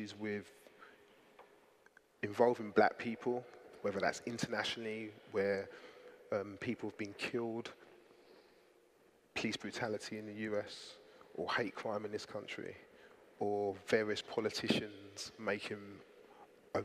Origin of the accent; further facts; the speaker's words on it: London, United Kingdom; I grew up in Southeast London, a hyper-diverse community